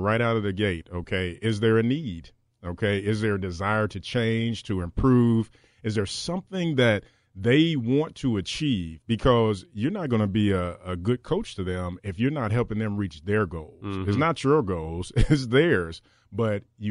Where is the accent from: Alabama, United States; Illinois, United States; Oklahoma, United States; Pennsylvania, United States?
Alabama, United States; Decatur; moved away; I'm from Decatur, Alabama, a long way from here